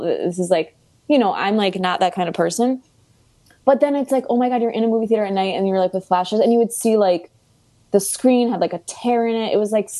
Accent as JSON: {"language": "English", "town": "Chicago", "region": "Illinois", "country": "United States", "accent": "Chicago", "moved": "yes", "lives_now": "New York, United States", "said": "My Chicago accent has come out more."}